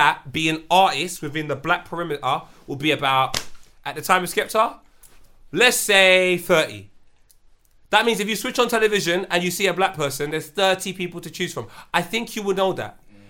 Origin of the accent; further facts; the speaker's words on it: London, United Kingdom; but …'s from New York, he's from the underground scene, I'm from London.